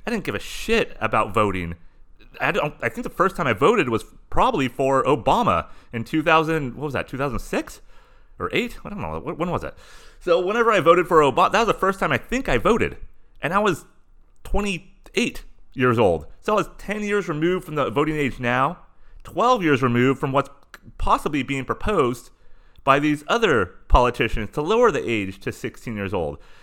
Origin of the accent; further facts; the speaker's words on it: Southern California, United States; living in and growing up in Southern California